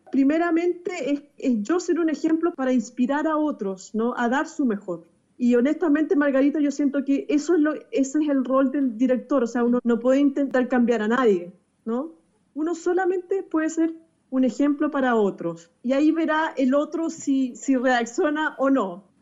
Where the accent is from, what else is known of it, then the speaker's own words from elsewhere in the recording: Chile; acá en Chile creé lo que se llama el Gran Concierto por la Hermandad, que es un concierto que nació por todo el tema de inmigración que estamos viviendo en mi país